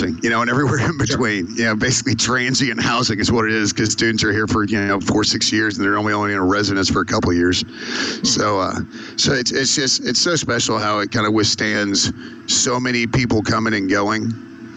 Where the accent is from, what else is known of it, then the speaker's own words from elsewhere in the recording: Spring, Texas, United States; also born or lived in College Station, Texas; Spring's where I'm from. And I grew up there my whole life, except for the first 8 months of my life.